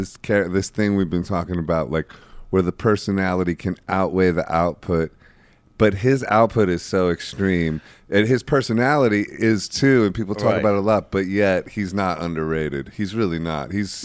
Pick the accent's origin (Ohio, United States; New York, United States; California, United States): Ohio, United States; Ohio, too. I'm from Ohio.